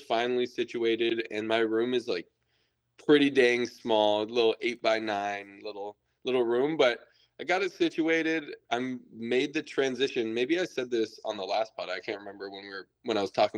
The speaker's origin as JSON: {"language": "English", "country": "United States", "said": "I'm from America"}